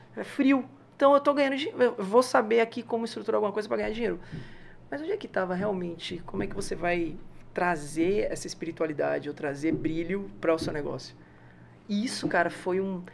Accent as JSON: {"language": "Portuguese", "town": "Salvador", "region": "Bahia", "country": "Brazil", "tie": "born or raised there", "also_born_or_lived": "São Paulo / Lauro de Freitas", "said": "Eu sou de Salvador"}